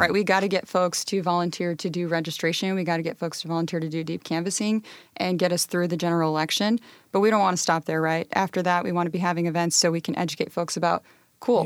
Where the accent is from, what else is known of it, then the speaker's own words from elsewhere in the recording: Pasco, Washington, United States; I grew up in Pasco near the Hanford site